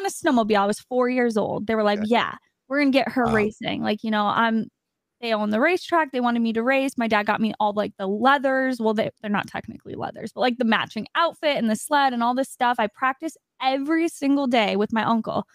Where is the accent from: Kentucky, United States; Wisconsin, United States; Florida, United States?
Wisconsin, United States; I'm from Wisconsin on ice.